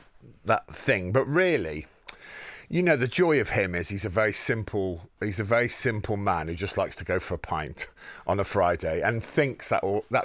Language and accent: English; Wem, West Midlands, United Kingdom; From Wem in Shropshire.